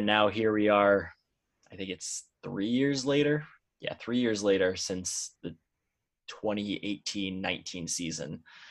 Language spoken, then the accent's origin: English; Glastonbury, Connecticut, United States; I grew up in Glastonbury, still live here in Glastonbury, right outside of Hartford.